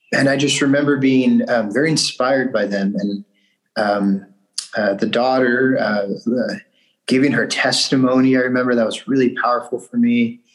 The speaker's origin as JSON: {"language": "English", "town": "Bakersfield", "region": "California", "country": "United States", "tie": "born or raised there", "also_born_or_lived": "Willamette Valley, Oregon", "moved": "as an adult", "lives_now": "Mount Angel, United States", "said": "I'm from Bakersfield, California. This is the south central part of California"}